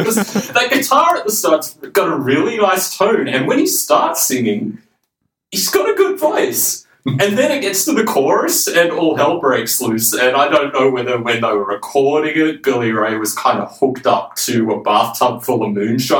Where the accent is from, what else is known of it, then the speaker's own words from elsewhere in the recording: Tamworth, New South Wales, Australia; even growing up in Tamworth, I really didn't like country music at this age